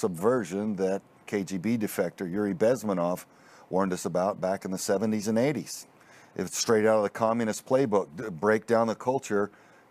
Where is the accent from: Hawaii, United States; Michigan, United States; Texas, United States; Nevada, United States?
Texas, United States; Houston; born or raised there